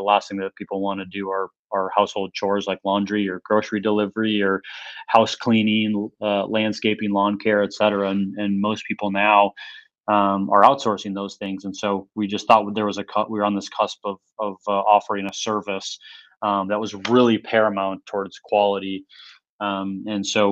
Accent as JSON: {"language": "English", "region": "Minnesota", "country": "United States", "tie": "born or raised there", "said": "we were born and raised in Minnesota, small town."}